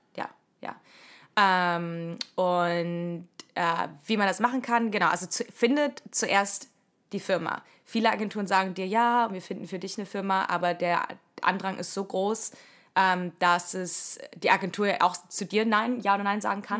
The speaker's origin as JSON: {"language": "German", "country": "Germany", "moved": "as an adult", "lives_now": "United States", "said": "die wir alles als Deutsche so machen"}